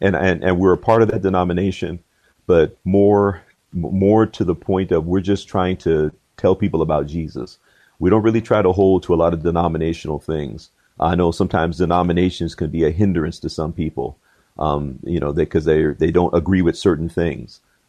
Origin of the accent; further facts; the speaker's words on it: Georgia, United States; born there; I was originally born in Georgia. My dad was in the military, so we traveled around quite a bit.